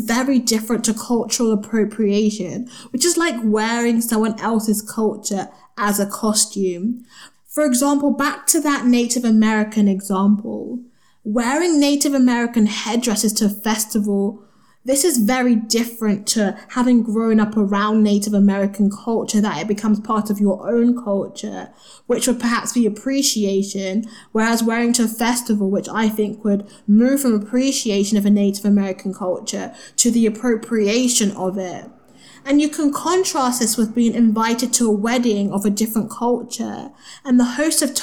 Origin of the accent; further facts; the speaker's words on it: Nigeria; There was me, of course, from Nigeria.